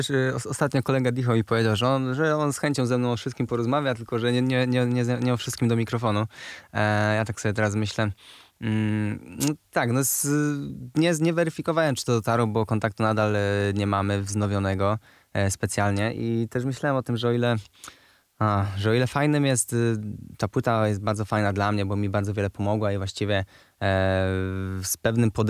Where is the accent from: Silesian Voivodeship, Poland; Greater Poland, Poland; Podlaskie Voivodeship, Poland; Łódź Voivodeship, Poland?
Greater Poland, Poland; Poznań; jestem, z, jestem z Wildy, z Poznania i tam zawsze było, się, się nie żegnam, lepiej się witać.